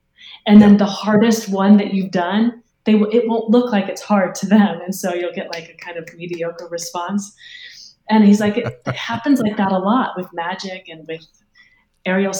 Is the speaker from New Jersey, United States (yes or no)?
no; Harvard, Illinois, United States; Hayworth, Illinois, which is my hometown